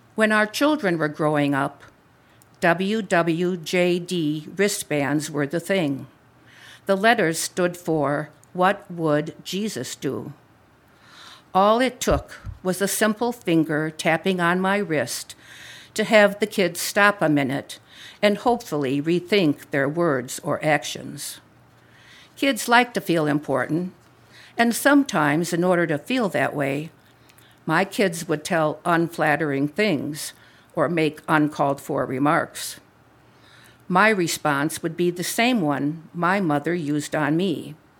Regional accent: Wisconsin, United States; moved away as an adult; now in Libertyville, United States; I am a cradle Catholic, born and raised in Wisconsin, home of the Green Bay Packers.

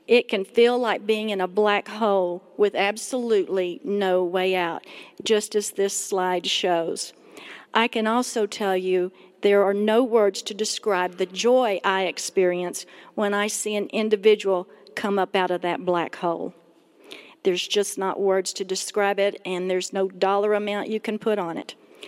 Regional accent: Texas, United States; now in Colorado Springs, United States; We had just moved to Colorado Springs from Texas. Now, I know my accent sounds like I'm from New York City, but, you know, I really am from Texas, and so good to be here.

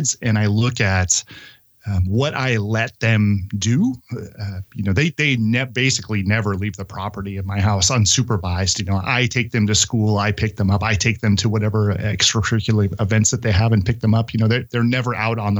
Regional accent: Santa Cruz, California, United States; I was born and raised here in Santa Cruz, California, to a single mom working at Lipton Tea

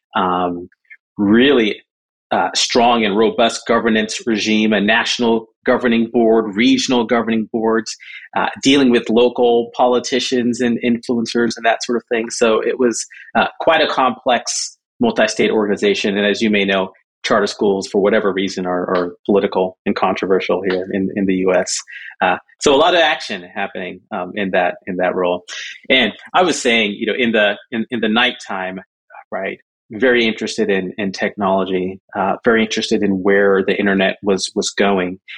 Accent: Southern California, United States; also born or lived in Jamaica / Michigan; from Jamaica, we moved to Michigan, Michigan to Southern California. That's kind of where, uh, where I, where I grew up

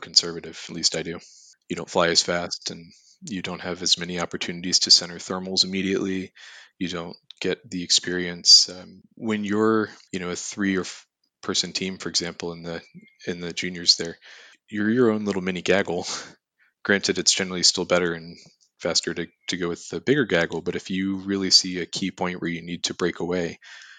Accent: Roanoke, Virginia, United States; I'm from the Roanoke area

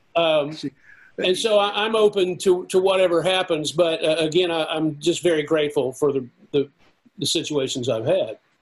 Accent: the South, United States; I'm from the South.

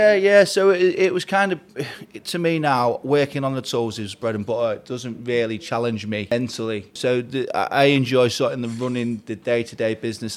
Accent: Grimsby, Yorkshire and the Humber, United Kingdom; I'm from Grimsby in the northeast

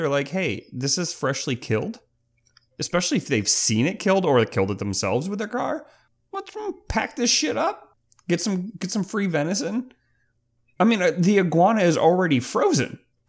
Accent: Florida, United States; moved away; also born or lived in Chicago, Illinois; I was born in Chicago. I was just raised in Florida.

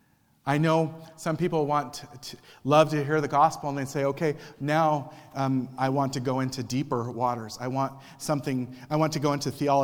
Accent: Cochise County, Arizona, United States; when I was a teenager and growing up in Cochise County

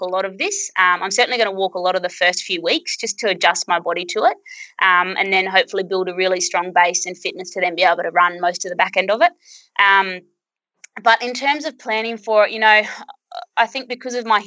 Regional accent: Birdsville, Queensland, Australia; my hometown of Birdsville

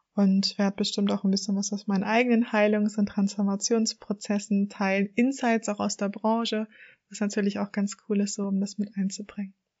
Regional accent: Germany; also born or lived in Hamburg; Ich komme aus der Nähe von Hamburg und lebe auch in Hamburg

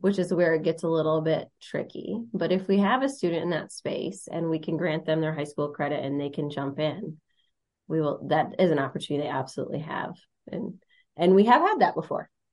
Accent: United States; moved away as an adult; I'm from Monroe County

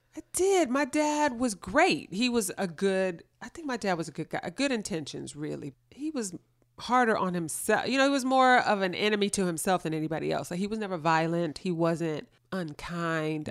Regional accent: Los Angeles, California, United States; I grew up in L A, born and raised

